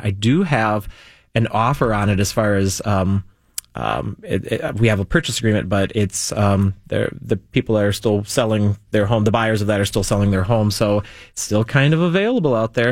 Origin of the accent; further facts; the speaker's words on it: South Metro, Minnesota, United States; where my hometown stuff is